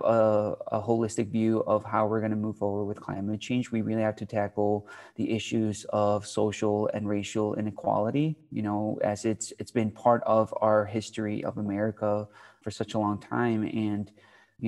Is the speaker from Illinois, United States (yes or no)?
yes; Chicago, Illinois, United States; I'm from Chicago